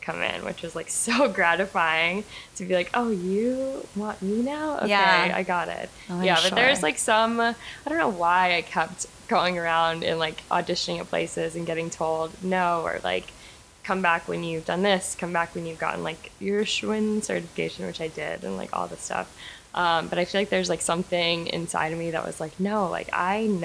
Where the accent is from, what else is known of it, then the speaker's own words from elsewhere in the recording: Charlotte, North Carolina, United States; moved away; also born or lived in Buffalo, New York / Washington, District of Columbia, United States; I was born in Buffalo, New York, but I grew up in Charlotte, North Carolina